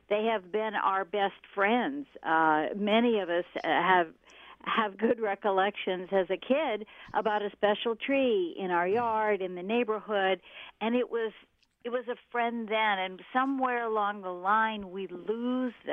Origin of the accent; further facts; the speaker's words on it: the Northwest, Pacific Northwest, United States; I was raised in the Northwest